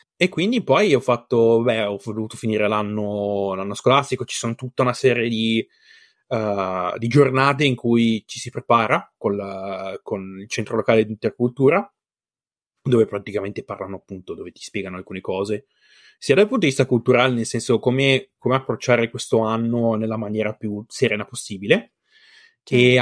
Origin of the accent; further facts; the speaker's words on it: Bassa Vercellese, Piedmont, Italy; moved away as an adult; now in Finland; io sono della bassa Vercellese